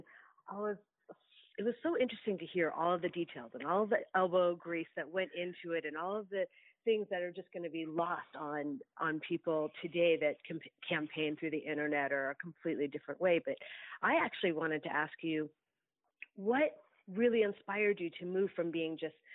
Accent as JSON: {"language": "English", "town": "Los Angeles", "region": "California", "country": "United States", "tie": "born or raised there", "also_born_or_lived": "Hong Kong", "moved": "yes", "lives_now": "Sherman Oaks, United States", "said": "I just moved here from Hong Kong. But actually, I grew up in Woodland Hills"}